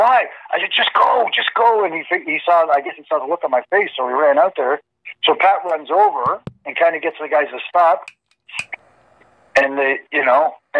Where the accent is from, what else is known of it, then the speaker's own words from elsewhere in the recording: Canada; I'm from Canada